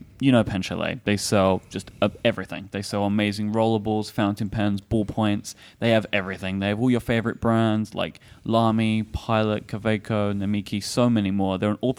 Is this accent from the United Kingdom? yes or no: yes; London, United Kingdom; like, I kept getting a lot of, like, where are you from, boy? And I'm like, London.